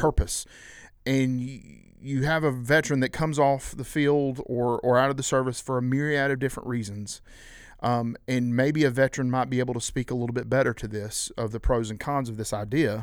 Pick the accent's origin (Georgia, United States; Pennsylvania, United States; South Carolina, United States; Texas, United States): South Carolina, United States; we, we're from South Carolina